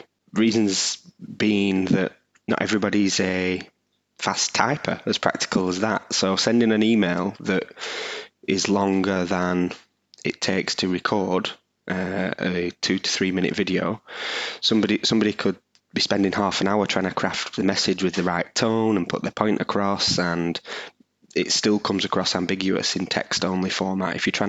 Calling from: Burnley, North West England, United Kingdom; I'm coming from the UK. I'm in Burnley, just outside of Manchester

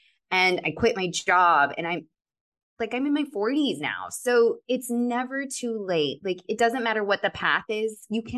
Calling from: Colorado, United States; moved away as an adult; I moved from Colorado to California, April of 2020

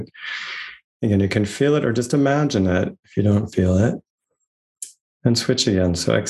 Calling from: Santa Barbara, California, United States; I'm joining you from Chumash land, colonized as Santa Barbara, California today.

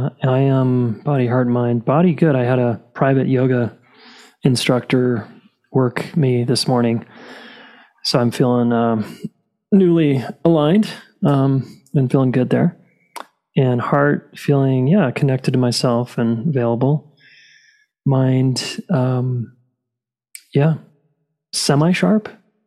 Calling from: Boulder, Colorado, United States; I'm calling in from Boulder, Colorado.

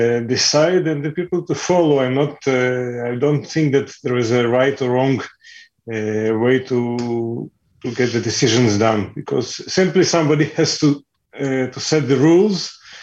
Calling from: Netanya, Central District, Israel; I'm talking from Netanya.

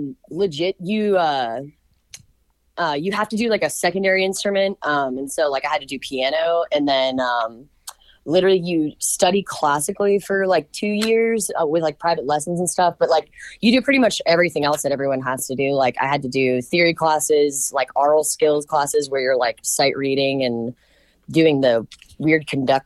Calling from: Nashville, Tennessee, United States

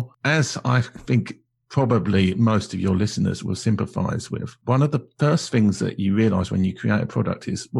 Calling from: London, United Kingdom; Well, I'm Zooming from London in the United Kingdom, which I think is also the same country that you're in.

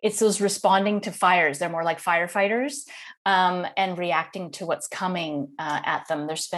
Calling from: Netherlands; So today I am calling in from Holland in the Netherlands.

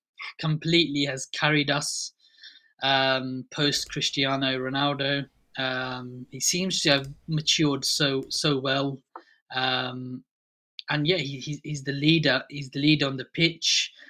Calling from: Reading, South East England, United Kingdom; I'm calling in from Reading, just southeast of London. A Real Madrid fan living in Reading.

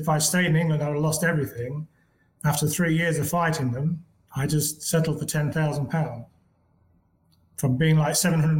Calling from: Panama

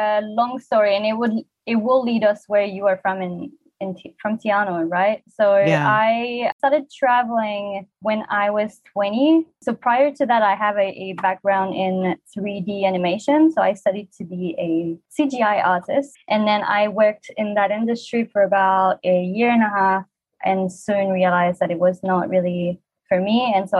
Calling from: Niyodogawa, Kochi, Japan; I am calling in from Niyodogawa, Kochi. So this is about an hour and a half away from Kochi City.

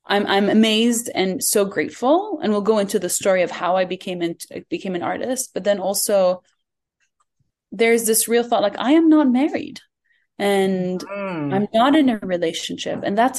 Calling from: Jordan; I am in Jordan, and I'm fidgeting a lot because there's this dog around me that keeps licking my feet and wants to be part of this call. So I am in Jordan.

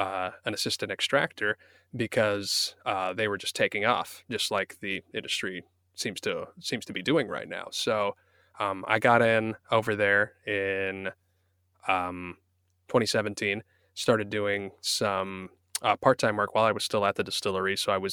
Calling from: Van Nuys, California, United States; I'm calling in from my closet in Van Nuys, California.

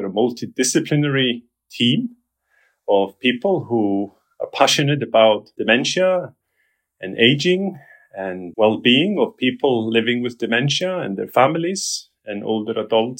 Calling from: London, United Kingdom; Yes, I'm calling from London, England. This is where I live and this is where I work, at the University of West London.

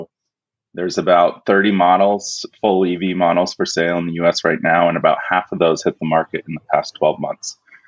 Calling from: Princeton, New Jersey, United States; I'm near Princeton, New Jersey, Jason.

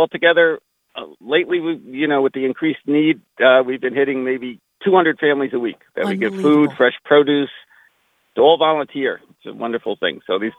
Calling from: Riverhead, New York, United States; I'm calling from Riverhead. I'm at the Open Arms Food Pantry in Riverhead

